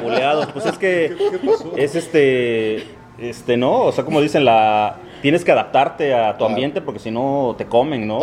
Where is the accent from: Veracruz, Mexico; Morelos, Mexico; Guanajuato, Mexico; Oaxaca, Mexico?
Veracruz, Mexico; moved away as an adult; also born or lived in Coatzacoalcos, Veracruz / Monterrey, Mexico; now in Miami, United States; Prácticamente yo me crié, crecí en el puerto de Veracruz